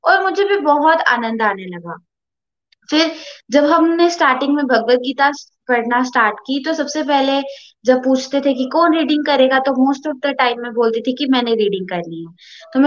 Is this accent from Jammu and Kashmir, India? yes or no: yes; Jammu, Jammu and Kashmir, India; और मैं जम्मू से हूँ